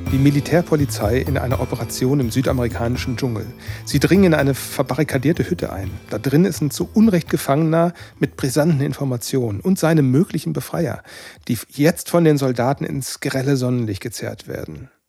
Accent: North Rhine-Westphalia, Germany; Und mich hat das ähm, etwas überrascht, so als, als Sauerländer, dass diese Maibaum-Tradition

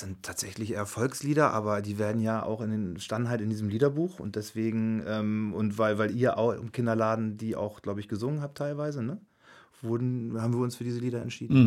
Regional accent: Wittmund, Lower Saxony, Germany; moved away; also born or lived in Hanover; ich komme aus Wittmund, aus Friesland

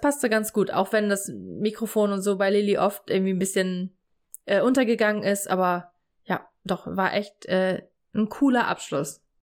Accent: Stade, Lower Saxony, Germany; bei uns in Stade

